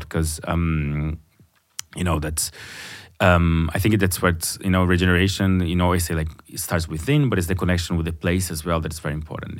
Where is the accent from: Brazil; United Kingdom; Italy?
Brazil; first language Portuguese; English is a second language; moved away as an adult; now in Berlin, Germany; I come from Brazil, but being living outside for a, for quite a while um, uh, living in Berlin for 14 years